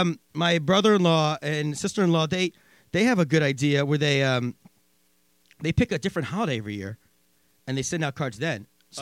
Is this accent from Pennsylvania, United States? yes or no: yes; Pennsylvania, United States; I grew up in Pennsylvania where, like, I was just used to everyone assuming you celebrate Christmas